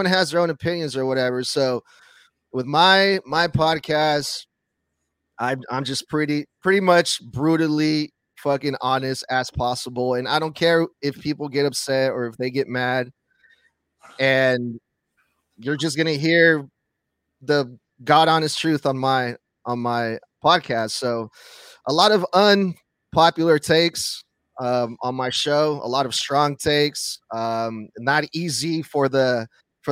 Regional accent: Sacramento, California, United States; I'm from Sacramento, California

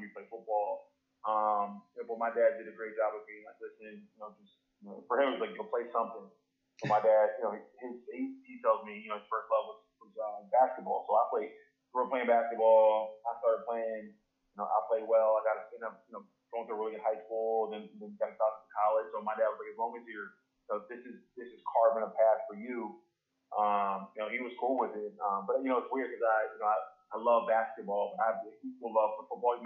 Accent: outside of Philadelphia, Pennsylvania, United States; I grew up outside of Philly

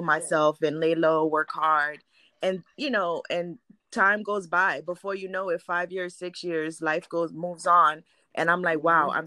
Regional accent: New York, United States; also born or lived in Haiti; now in Orlando, United States; I was born in Haiti, grew up in New York

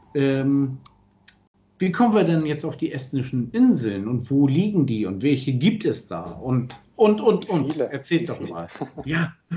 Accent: Germany; als Deutscher

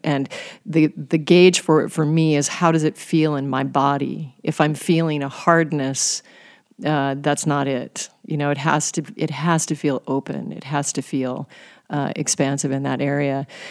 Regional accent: Alaska, United States; I was raised in Alaska on game meat

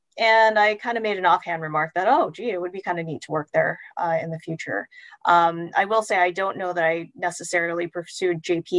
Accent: Houston, Texas, United States; moved away as an adult; I grew up in Houston, Texas, so very close to the Johnson Space Center

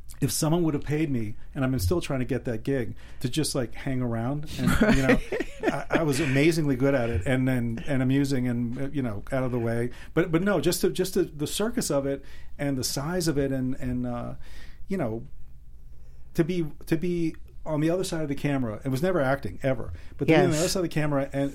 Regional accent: Miami Beach, Florida, United States; I grew up on his shoulder walking the property of the Fountain Blue Hotel

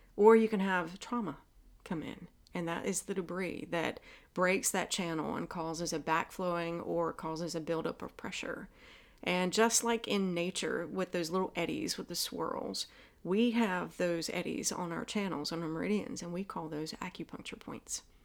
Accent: the South, United States; accent: Southern; my Southern accent

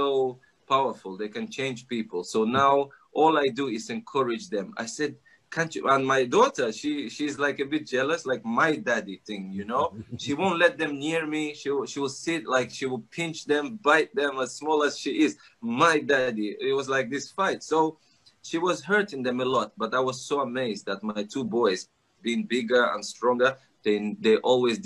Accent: Nigeria; moved away; I grew up in Africa, Nigeria. My mom is Russian.

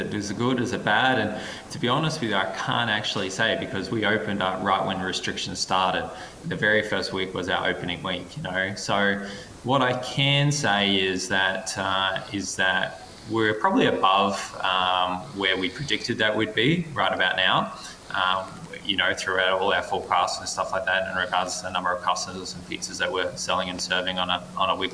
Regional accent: Brisbane, Queensland, Australia; moved away as an adult; now in Toowoomba, Australia; I was born and raised in Brisbane and spent most of my life in Brisbane

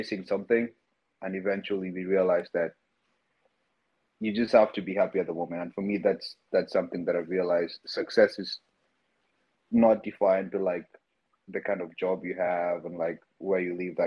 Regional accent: Nairobi, Kenya; moved away as an adult; now in New York, United States; growing up in Nairobi

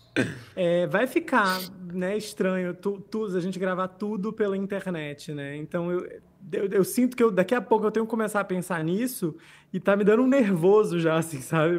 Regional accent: Rio Branco, Acre, Brazil; moved away; also born or lived in Rio Grande do Norte; Rio Branco, capital do Acre, eu não sou acreano, mas morei lá durante 18 anos da minha vida

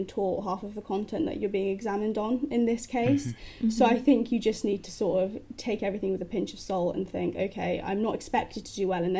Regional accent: Cardiff, Wales, United Kingdom; moved away as an adult; now in Plymouth, United Kingdom; I'm originally from Wales, so I'm from Cardiff

